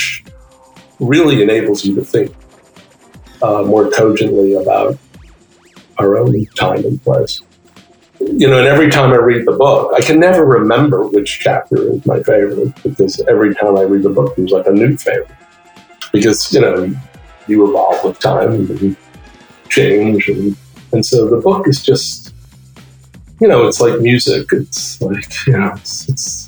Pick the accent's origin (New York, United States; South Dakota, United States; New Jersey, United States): New York, United States; New York City; I grew up in Brooklyn, New York